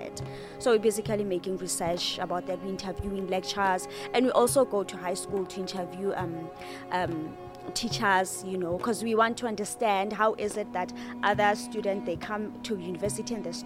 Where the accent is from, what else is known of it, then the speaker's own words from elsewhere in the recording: Free State, South Africa; we're from the Free State